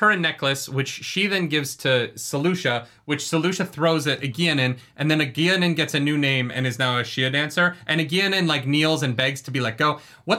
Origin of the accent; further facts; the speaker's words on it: New York, United States; I'm from New York. I always watch my wallet.